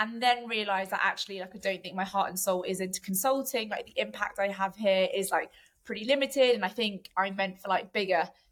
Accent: London, United Kingdom; So I'm from South London originally. I'm half Armenian, half Maltese

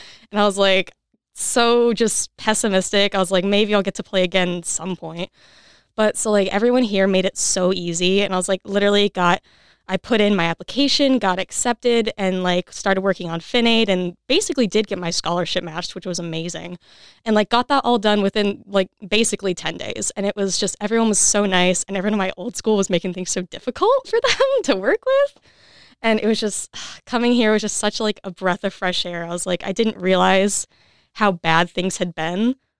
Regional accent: Michigan, United States; moved away as an adult; also born or lived in West Virginia; now in Kentucky, United States; I'm from Michigan

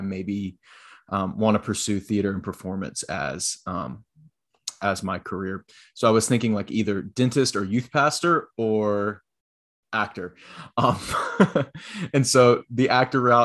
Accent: Florence, South Carolina, United States; I am originally from Florence, South Carolina

